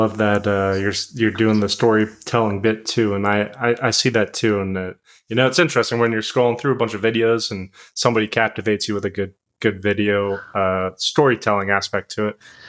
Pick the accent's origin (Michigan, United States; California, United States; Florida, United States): Florida, United States; growing up in Florida